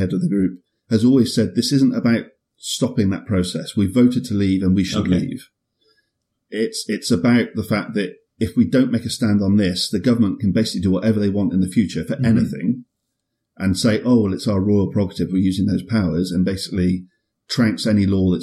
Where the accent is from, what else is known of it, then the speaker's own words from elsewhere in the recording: United Kingdom; I'm British